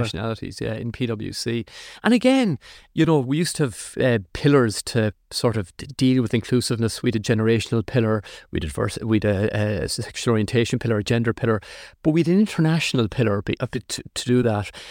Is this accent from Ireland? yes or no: yes; Athlone, Leinster, Ireland; moved away; I grew up in Athlone, which was, you know, a Midlands town.